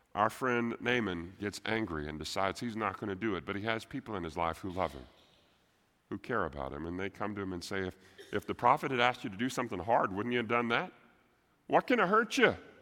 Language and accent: English; Texas, United States; I'm a Texan first